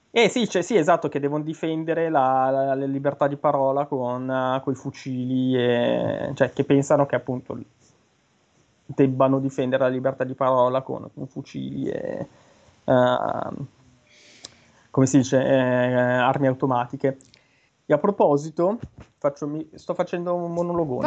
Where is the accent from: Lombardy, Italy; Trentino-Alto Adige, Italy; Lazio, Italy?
Lombardy, Italy; Brianza; accent: Brianzolo; un po' l'accento, l'inflessione un po' da, da semi Brianzoli. Io Brianzolo vero, io sono in provincia della Brianza.